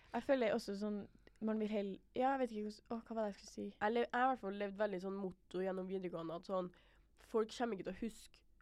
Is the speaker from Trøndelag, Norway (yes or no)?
yes; Trondheim, Trøndelag, Norway; vi er fra Trondheim